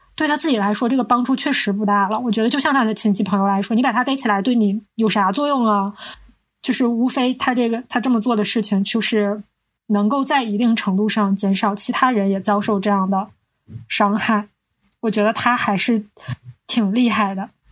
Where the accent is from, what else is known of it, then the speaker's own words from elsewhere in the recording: Northeast China, China; 我们是三个来自东北的ladies